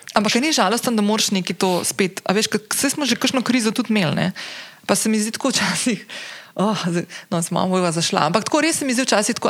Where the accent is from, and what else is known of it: Slovenia